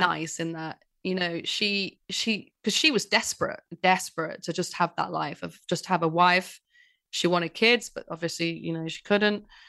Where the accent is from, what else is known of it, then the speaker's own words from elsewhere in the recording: Manchester, North West England, United Kingdom; accent: northerner; I'm from Manchester